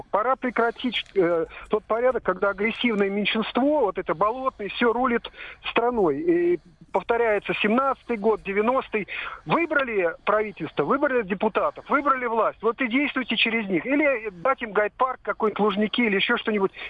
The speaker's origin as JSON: {"language": "Russian", "region": "Baku", "country": "Azerbaijan", "lives_now": "Russia", "said": "Я бакинец, и поэтому этот конфликт мне э, знаком как свой собственный."}